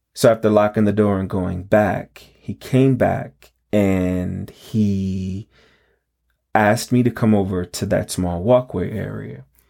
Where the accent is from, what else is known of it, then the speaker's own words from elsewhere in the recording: New York City, New York, United States; I grew up in the High Bridge neighborhood of the Bronx, around West one sixty-sixth and Ogden